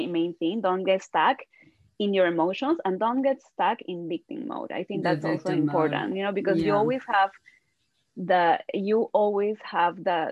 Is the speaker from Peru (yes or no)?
yes; Peru; I'm from Peru